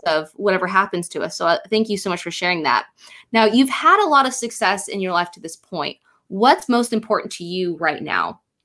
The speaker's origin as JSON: {"language": "English", "town": "Rush Springs", "region": "Oklahoma", "country": "United States", "said": "I'm from from Rush Springs, so it's about. I, I think it's about an hour and a half, maybe two or three hours from uh, Tulsa"}